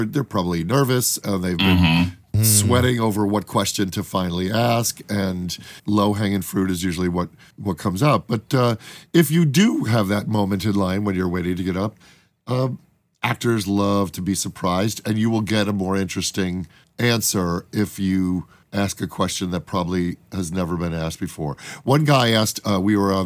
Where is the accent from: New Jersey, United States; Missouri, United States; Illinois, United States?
Illinois, United States; Chicago; we're both dipshits from Chicago